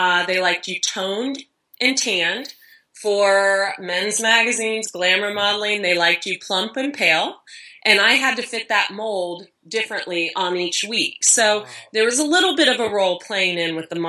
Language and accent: English; Dayton, Ohio, United States; now in San Diego, United States; I'm from Ohio, I'm a Christian